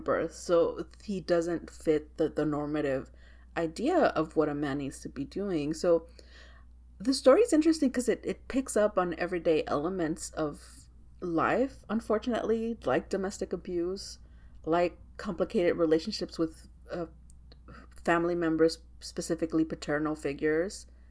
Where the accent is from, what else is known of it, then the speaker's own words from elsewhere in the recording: Texas, United States; I'm from Texas